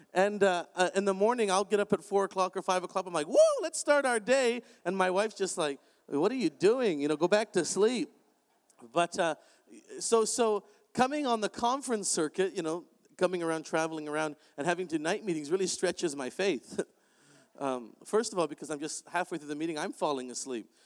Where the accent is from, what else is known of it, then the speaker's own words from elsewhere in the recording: Canada; I'm Canadian